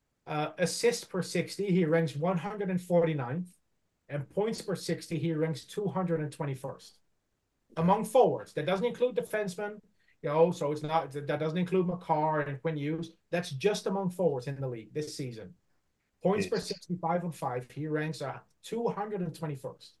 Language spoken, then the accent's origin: English; Netherlands; So I grew up in the Netherlands. I was born in 1984.